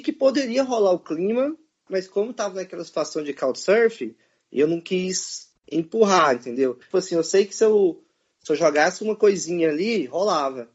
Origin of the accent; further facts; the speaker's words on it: Brazil; a gente é brasileiro